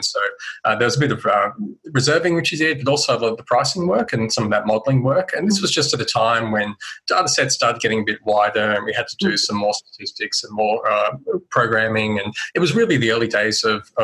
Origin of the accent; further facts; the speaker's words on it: Central Coast, New South Wales, Australia; I grew up on the Central Coast, New South Wales